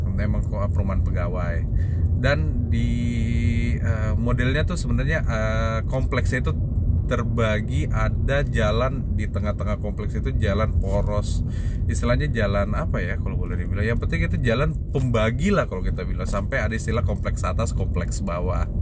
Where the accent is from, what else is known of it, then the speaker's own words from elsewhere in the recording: Jakarta, Indonesia; dulu saya tinggal di Jakarta 11 tahun saya dari kecil TK TK di Jakarta dan SD di Jakarta dan dulu saya tinggal di uh, suatu kompleks di daerah Pasar Minggu